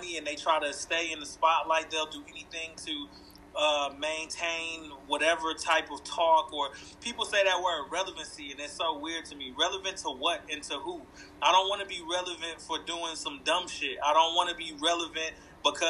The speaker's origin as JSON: {"language": "English", "town": "Flint", "region": "Michigan", "country": "United States", "tie": "born or raised there", "said": "I grew up in Flint, Michigan."}